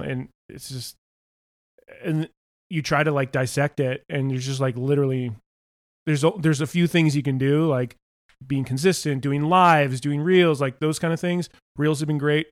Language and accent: English; Topanga, California, United States; I grew up in Topanga Canyon